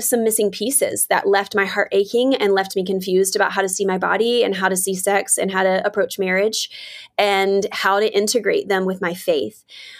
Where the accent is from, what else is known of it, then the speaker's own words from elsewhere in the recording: the South, United States; Because I grew up in the South, I grew up in the church, and it was something that you just don't really talk about or want to talk about.